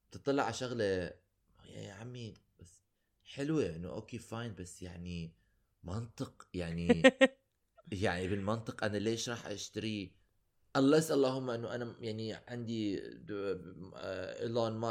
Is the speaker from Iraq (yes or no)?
yes; Iraq; فأنا كان في أنا لأنه أنا عراقي ولأنه أنا كبرت ب ب بالحصار